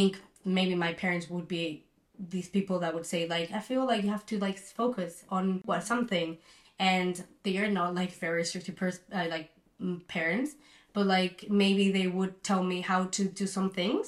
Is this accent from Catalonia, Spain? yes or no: yes; Barcelona, Catalonia, Spain; also born or lived in Melbourne, Australia; I'm from Barcelona